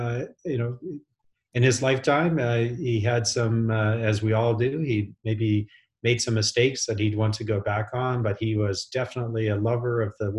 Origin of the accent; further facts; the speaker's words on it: Western Canada, Canada; I grew up in Western Canada